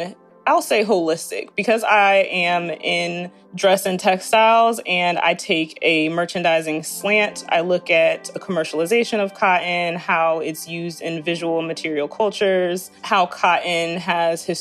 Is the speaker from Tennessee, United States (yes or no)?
no; New Jersey, United States; now in Atlanta, United States; I'm originally from New Jersey, but I live in Atlanta, Georgia